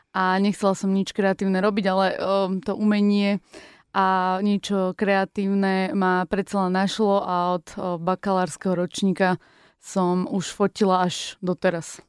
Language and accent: Slovak; Zlaté Moravce, Nitra Region, Slovakia; v Zlatých Moravciach, kde som sa narodila